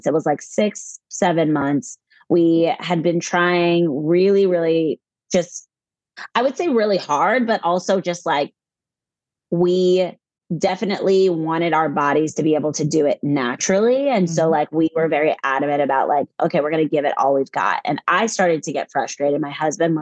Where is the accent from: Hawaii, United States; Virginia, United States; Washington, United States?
Virginia, United States; also born or lived in California / North Carolina; now in New Jersey, United States; We're both actually originally from the East Coast. I'm from Virginia